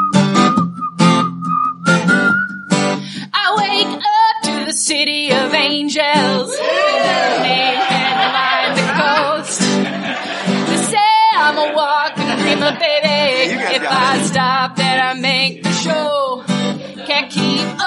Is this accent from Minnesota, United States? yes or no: yes; Minnesota, United States; I'm from Minnesota